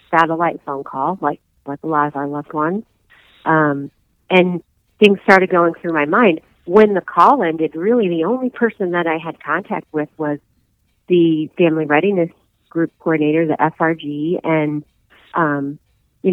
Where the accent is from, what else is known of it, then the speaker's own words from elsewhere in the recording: southern rural Indiana, United States; I'm originally hail from Indiana, southern rural Indiana